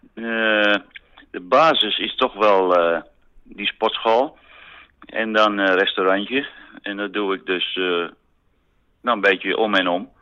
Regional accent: Amsterdam, North Holland, Netherlands; ik ben geen Amsterdammer die typisch altijd naar Zandvoort gaat

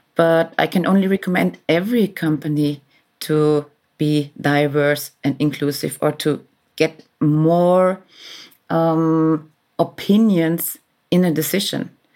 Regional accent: Vienna, Austria; moved away as an adult; now in Berlin, Germany; I was born in Vienna forty-six years ago.

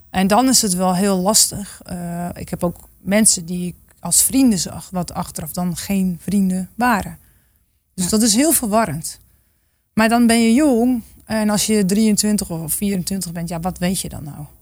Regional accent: Groningen, Netherlands; ik kom uit Groningen. Dus ergens, ja, denk ik wel dat ik ook een soort van, eh, ja, weet waar ik vandaan kom

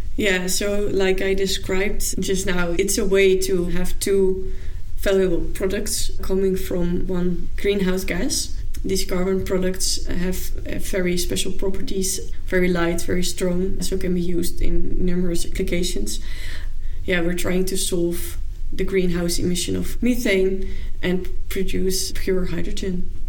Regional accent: Zwolle, Overijssel, Netherlands; also born or lived in Amsterdam; now in Utrecht, Netherlands; I'm originally from Zwolle

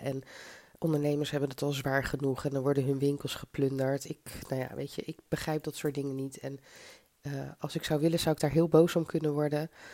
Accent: Zoetermeer, South Holland, Netherlands; also born or lived in Mauritius / Tilburg; now in Delft, Netherlands; Ik kom uit Zoetermeer

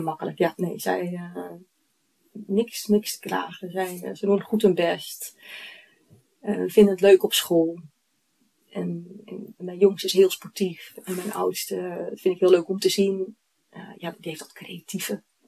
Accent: Eemnes, Utrecht, Netherlands; ik kom uit Eemnes, in de polder

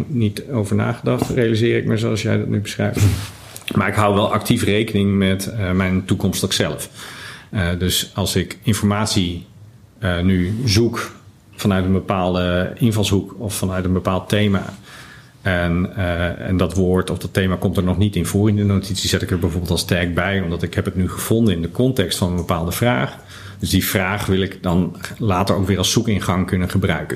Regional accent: Netherlands; we in Nederland

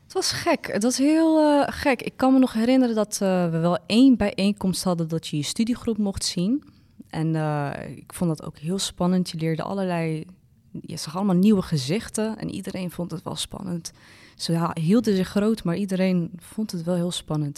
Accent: Amsterdam, North Holland, Netherlands; ik kom uit Amsterdam. Dus ik ken de stad goed

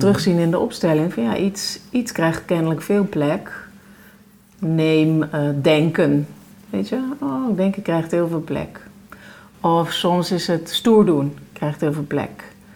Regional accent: North Brabant, Netherlands; ik kom uit Brabant

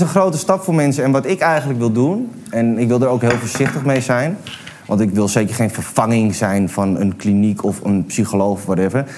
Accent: Amsterdam, North Holland, Netherlands; ik ben een, een Amsterdams jongen, ik ben opgegroeid aan de bruine, bruine bar

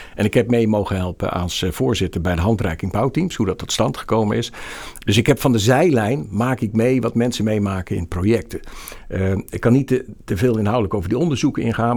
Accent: Rotterdam, South Holland, Netherlands; also born or lived in Groningen; Ik ben een Rotterdammer, ik ben no-nonsense, ik heb heel lang in Groningen gewerkt

